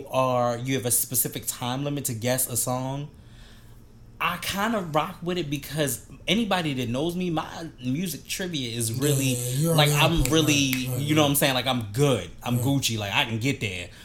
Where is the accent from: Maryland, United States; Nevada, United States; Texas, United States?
Maryland, United States; Baltimore; I told everybody I was from Baltimore